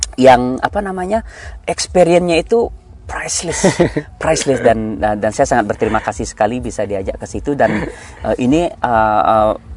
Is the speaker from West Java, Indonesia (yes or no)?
no; Bali, Indonesia; saya lahir tumbuh besar di Bali